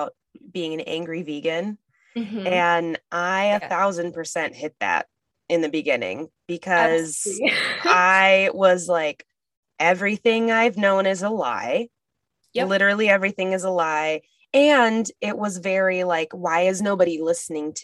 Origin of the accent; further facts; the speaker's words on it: Northern Minnesota, United States; I grew up in Northern Minnesota and grew up hunting and fishing